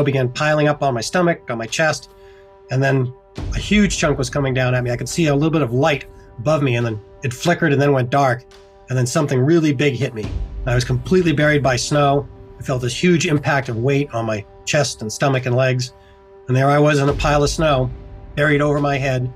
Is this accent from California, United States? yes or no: no; Concord, Massachusetts, United States; moved away as an adult; also born or lived in Colorado; I'm originally from Concord, Massachusetts, and I grew up there in my first 22 years or so